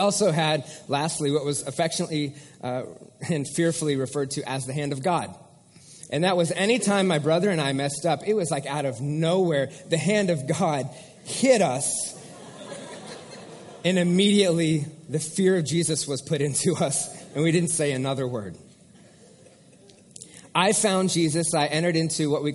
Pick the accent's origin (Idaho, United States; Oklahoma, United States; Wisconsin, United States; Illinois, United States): Oklahoma, United States; Bixby; I was raised in Bixby